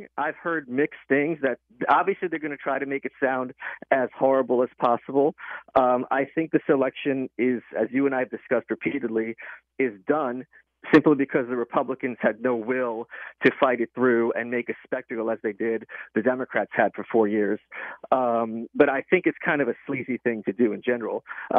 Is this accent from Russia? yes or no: yes; Russia; moved away; Where I'm from, at least, maybe it's because I'm an immigrant from Russia, there's this sense of honor and respect